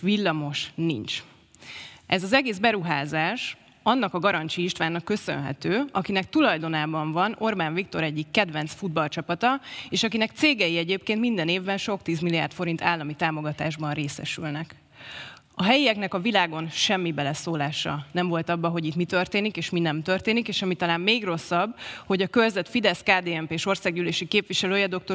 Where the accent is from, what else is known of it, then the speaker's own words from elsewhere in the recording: Budapest, Hungary; also born or lived in Berlin; Újbudán születtem, Újbudán élek, dolgozom, ez az otthonom